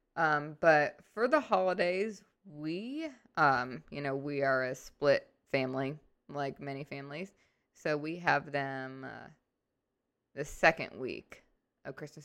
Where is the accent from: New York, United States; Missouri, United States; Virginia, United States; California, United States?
Missouri, United States; St. Louis; now in Arkansas, United States; I grew up in Saint Louis, and we were definitely Midwest